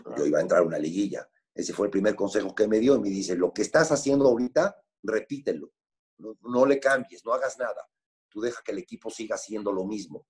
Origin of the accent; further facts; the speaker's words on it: Puebla, Mexico; yo nací en Puebla, tengo 61 años. Mi papá fue como por el 63, 64, fue accionista de Puebla con dos acciones